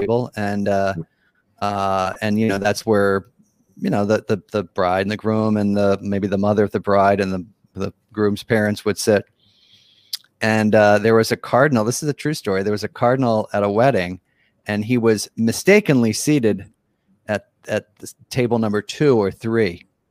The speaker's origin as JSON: {"language": "English", "town": "Philadelphia", "region": "Pennsylvania", "country": "United States", "tie": "born or raised there", "also_born_or_lived": "East Africa", "said": "I'm from Philadelphia, which is on the East Coast of the United States. That's where my, I, you know, grew up"}